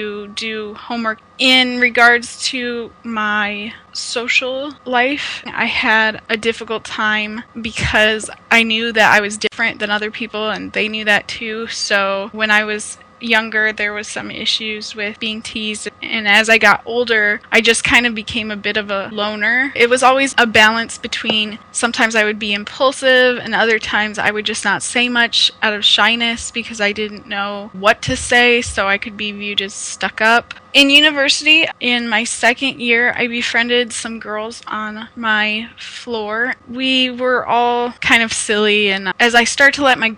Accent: Omaha, Nebraska, United States; now in Ontario, Canada; I'm originally from Omaha, Nebraska in the United States, but now I am in Ontario, Canada

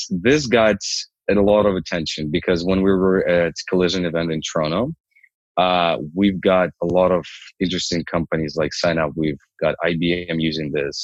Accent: Ukraine; moved away as an adult; now in Canada; I'm originally from Ukraine. I came here 7 years ago

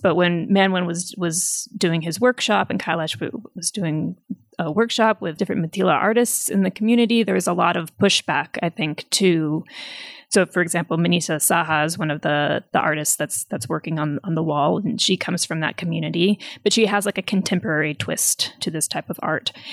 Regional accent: United States; now in Nepal; as an American, as a foreigner

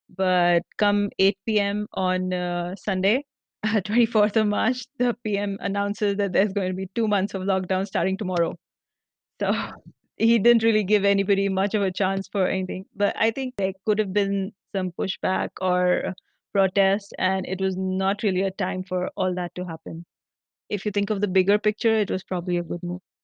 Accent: Nashik, Maharashtra, India; moved away as an adult; also born or lived in Mumbai / Pune; now in Hyderabad, India; in a town, Nasik, my hometown

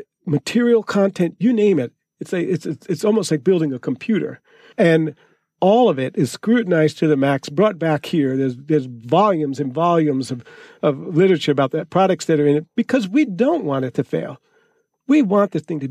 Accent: New Jersey, United States; moved away; I grew up in New Jersey, and they had projects. We called them the projects in Newark.

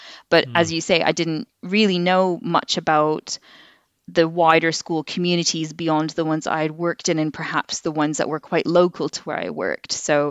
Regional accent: Canada; now in England, United Kingdom; Well, I as you can probably tell, I've got a bit of an accent. So I moved over to England from Canada about 8 years ago.

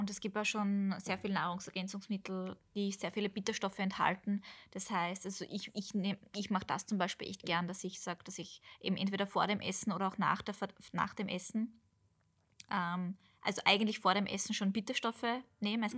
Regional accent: Austria; bei uns in Österreich

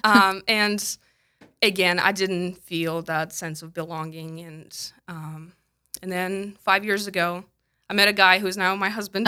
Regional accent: Tolyatti, Samara Oblast, Russia; English is a second language; moved away as an adult; also born or lived in Kentucky, United States; now in South Dakota, United States; I was born and raised in Russia

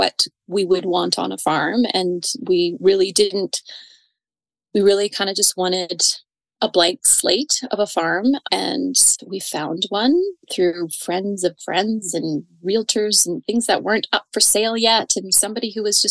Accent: Calgary, Alberta, Canada; now in Didsbury, Canada; I was born and raised in Calgary

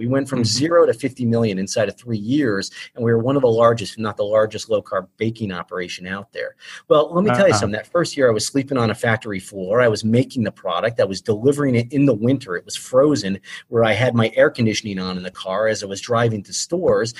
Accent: Ohio, United States; moved away as an adult; also born or lived in Philadelphia, Pennsylvania; now in Wilmington, United States; Been in Delaware for going, oh my God, 7-8 years now. In Philadelphia for about 10-11 years before that. But Ohio.

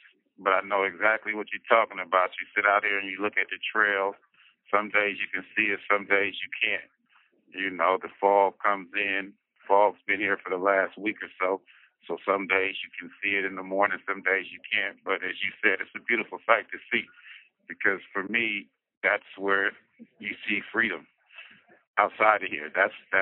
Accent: San Francisco, California, United States; also born or lived in Oakland, California; I was born in San Francisco, California. I was raised partially in San Francisco, partially in Oakland, California.

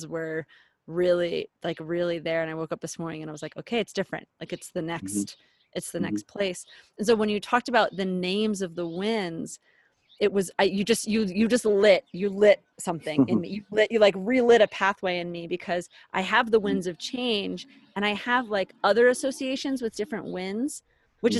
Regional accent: Philadelphia, Pennsylvania, United States; now in Colorado, United States; I'm born and raised in Philadelphia

